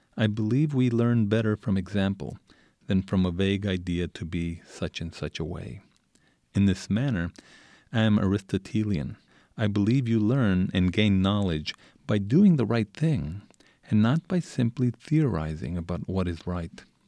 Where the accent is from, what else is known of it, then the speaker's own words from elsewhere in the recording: El Paso, Texas, United States; moved away; I, I grew up in Isleta when Isleta was a shanty town. It's, it's in the outskirts of El Paso.